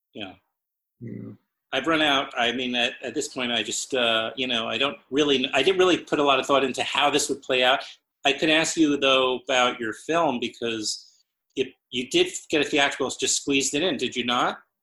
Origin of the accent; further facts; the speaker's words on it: New York City, New York, United States; also born or lived in Brooklyn; I was born in Queens